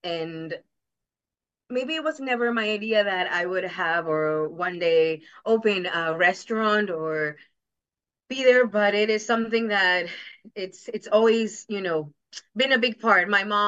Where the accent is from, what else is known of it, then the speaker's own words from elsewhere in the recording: Jackson Heights, New York, United States; And my grandma, when we used to live in Queens, we're from Jackson Heights.